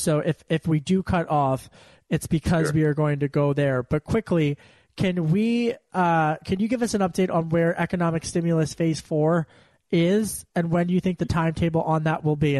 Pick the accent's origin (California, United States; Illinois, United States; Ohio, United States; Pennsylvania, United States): Pennsylvania, United States; You know, when I was a kid growing up in Delco, my dad at the dinner table, he would always have one stat that he heard.